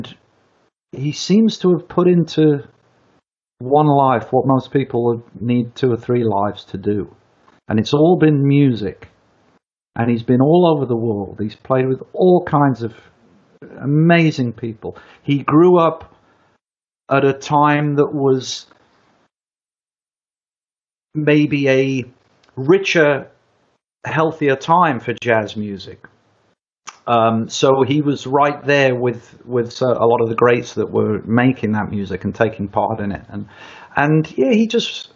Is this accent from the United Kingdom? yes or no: yes; United Kingdom; me as a Brit